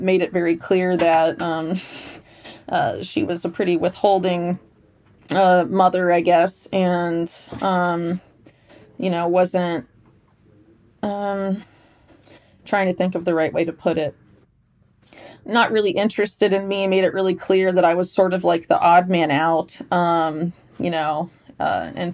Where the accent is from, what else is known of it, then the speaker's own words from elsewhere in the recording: Sarasota, Florida, United States; I grew up in Sarasota, Florida.